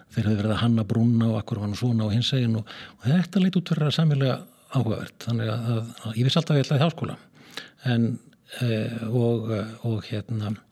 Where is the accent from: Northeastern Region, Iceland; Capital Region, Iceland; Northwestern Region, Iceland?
Northwestern Region, Iceland; Skagafjörður; moved away; norður í Skagafjörð og að mínar heimaslóður